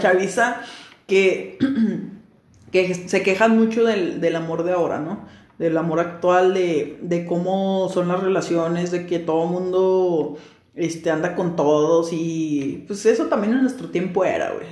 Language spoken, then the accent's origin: Spanish; Mexico